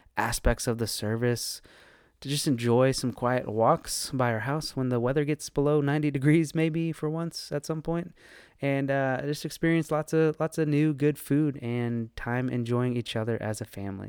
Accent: Northern Virginia, United States; moved away as an adult; now in Raleigh, United States; one of the, the few people that was born and raised in Northern Virginia and actually stuck around

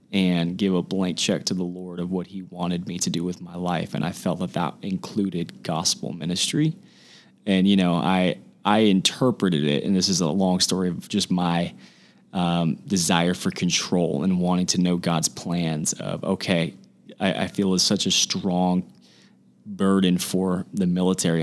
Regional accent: Huntington Beach, California, United States; now in San Diego, United States; I'm from Huntington Beach, California. Grew up in Orange County my whole life

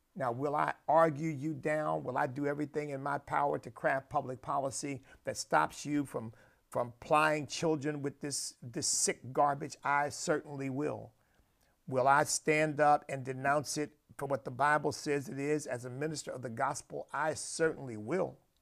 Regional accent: United States; where I stand as a Christian, as an American, as a man of God

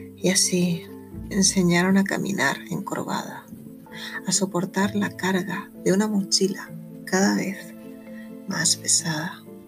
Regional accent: Órgiva, Andalusia, Spain; mi pueblo, en Órgiva, en la Alpujarra

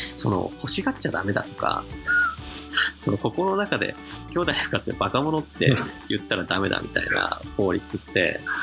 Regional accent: Kanagawa, Japan; 僕神奈川生まれなんですけど

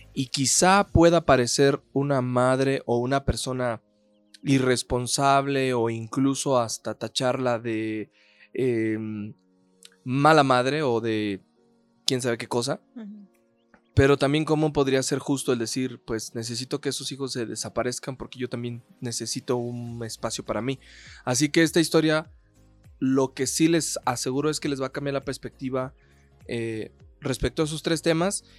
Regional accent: Mexico; cómo somos los mexicanos

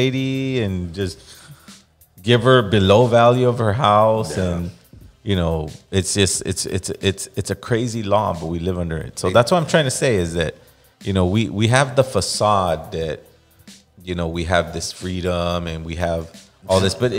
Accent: Los Angeles, California, United States; I grew up in East Los Angeles. It was just our people

